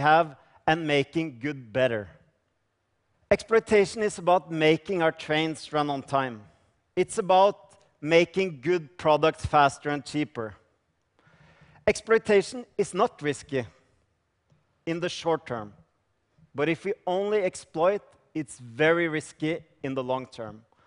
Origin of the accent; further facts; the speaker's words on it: Norway; I come from Norway